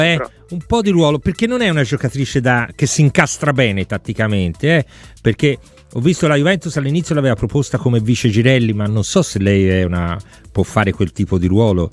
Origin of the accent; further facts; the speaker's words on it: Florence, Tuscany, Italy; da fiorentino